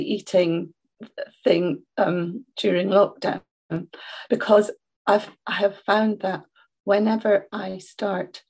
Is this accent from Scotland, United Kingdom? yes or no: yes; Scotland, United Kingdom; I'm Scottish, as you can hear